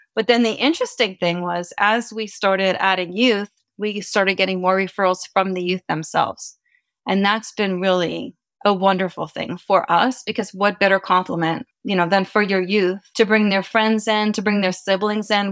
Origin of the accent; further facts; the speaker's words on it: East Coast, United States; now in California, United States; I'm originally from the East Coast, moved to California in 1984